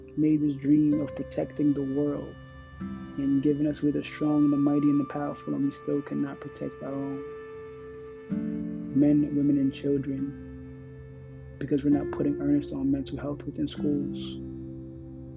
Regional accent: United States; I speak as an American in America

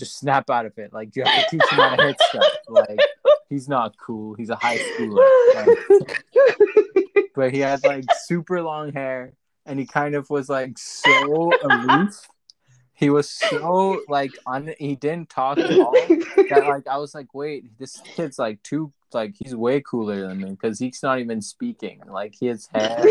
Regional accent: Pakistan; now in United States; when I was growing up in Pakistan

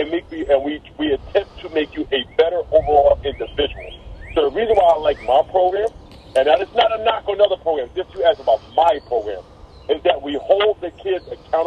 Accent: Philadelphia, Pennsylvania, United States; I'm born and raised in Philadelphia

